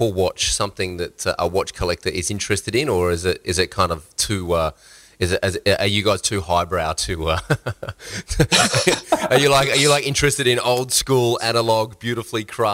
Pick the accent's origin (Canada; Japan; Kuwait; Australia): Australia; accent: Australian; my Australian accent